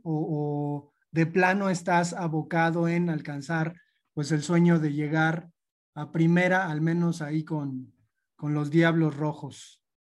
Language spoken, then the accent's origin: Spanish; Mexico; nosotros como mexicanos